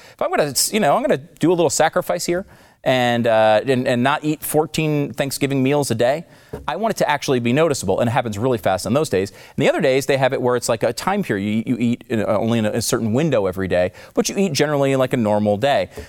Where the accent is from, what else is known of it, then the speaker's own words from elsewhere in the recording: New York, United States; I was born in New York